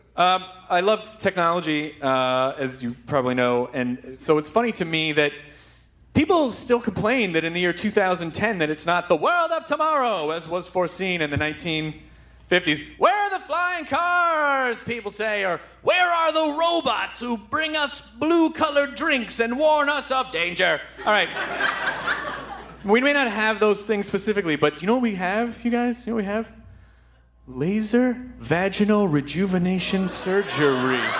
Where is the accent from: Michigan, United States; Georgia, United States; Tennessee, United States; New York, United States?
Tennessee, United States; Memphis; now in Los Angeles, United States; I grew up in Memphis.